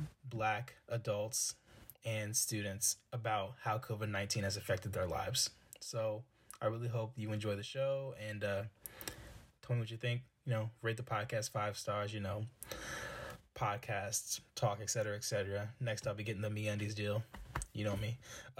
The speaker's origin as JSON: {"language": "English", "town": "Silver Spring", "region": "Maryland", "country": "United States", "said": "I attend Hampton University. I'm from Silver Spring, Maryland, and I'm a graduating senior."}